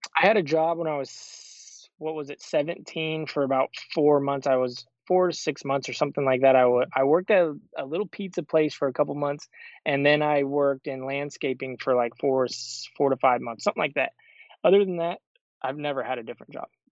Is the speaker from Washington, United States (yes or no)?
no; Show Low, Arizona, United States; moved away as an adult; also born or lived in Phoenix; I'm from Sholo, Arizona